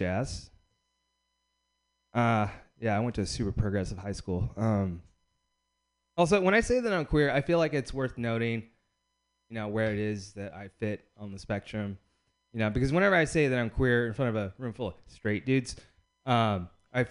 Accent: Bakersfield, California, United States; I grew up in Bakersfield, California

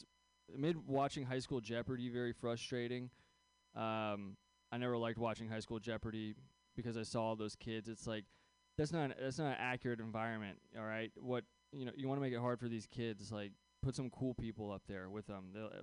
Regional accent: Bay Area, just south of San Francisco, California, United States; I grew up here in the Bay Area. So it's a weird place to go to Catholic school. Especially when you're, like, just south of San Francisco

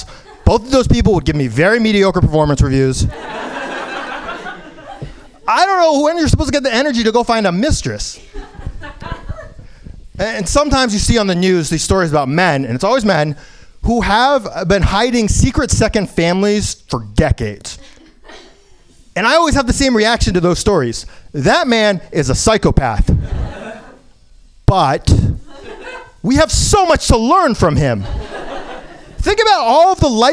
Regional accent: New York, United States; now in San Francisco, United States; I was born in New York

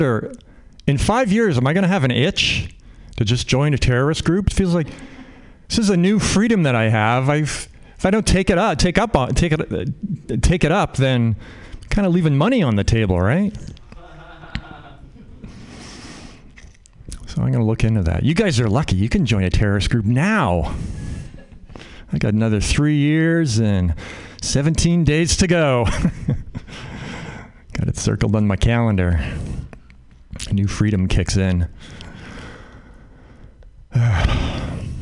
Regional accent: Canada; now in United States; I'm Canadian. I grew up in Canada

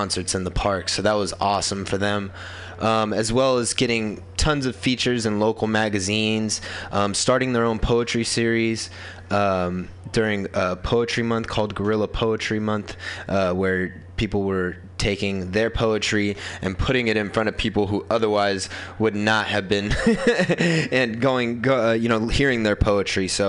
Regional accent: Sacramento, California, United States; now in San Francisco, United States; I'm from Sacramento, and one thing that Sacramento really was lacking, and kind of why I moved out here

